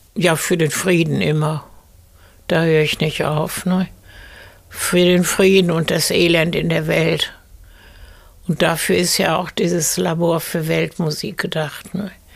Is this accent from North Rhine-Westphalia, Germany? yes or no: yes; Essen, North Rhine-Westphalia, Germany; also born or lived in Paris; da, wo im Garten jetzt hinten die Garagen sind, da war ein altes Fachwerkbauernhaus. Und da bin ich aufgewachsen